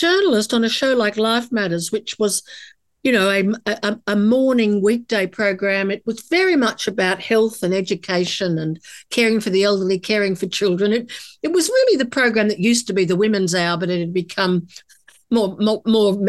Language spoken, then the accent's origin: English; Australia; As an Australian woman